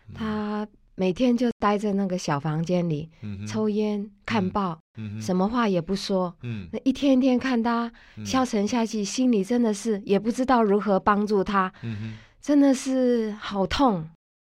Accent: Taiwan; 因为我从小是住在眷村里，嗯哼，有一位同眷村的也

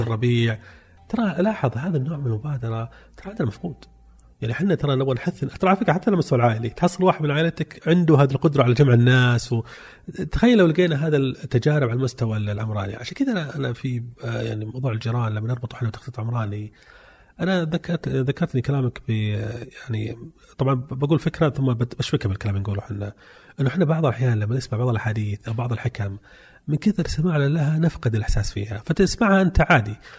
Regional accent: Saudi Arabia; عندنا في السعوديه

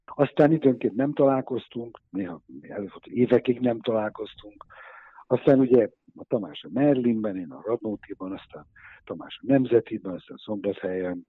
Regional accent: Budapest, Hungary; Egy évben születtünk, egy utcában laktunk, egy iskolába jártunk

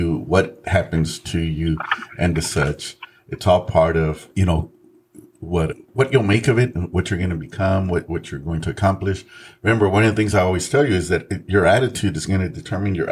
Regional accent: San Antonio, Texas, United States; also born or lived in Mexico; We grew up very poor. We grew up in the west side of San Antonio

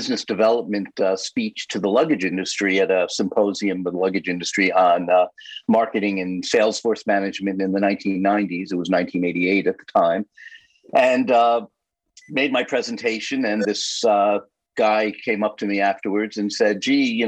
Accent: New York City, New York, United States; I'm born and bred in New York City

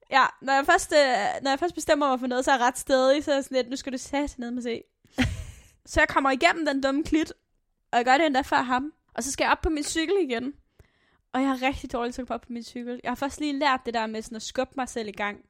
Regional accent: Aalborg, North Denmark Region, Denmark; jeg er fra Aalborg Øst

